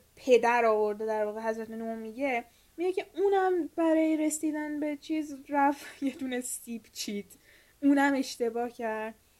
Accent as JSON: {"language": "Persian", "country": "Iran", "said": "ما که ایرانیم"}